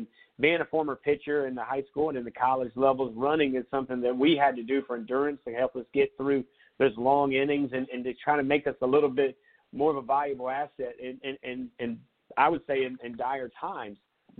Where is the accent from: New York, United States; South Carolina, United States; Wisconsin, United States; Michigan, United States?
South Carolina, United States; Conway; with that being my hometown and a college in my backyard.